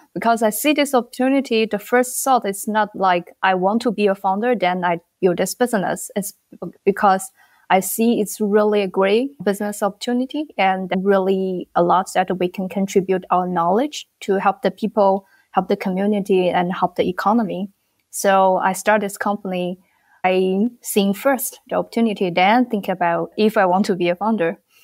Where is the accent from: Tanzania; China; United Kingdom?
China; moved away as an adult; now in Bangladesh; Originally, I'm from China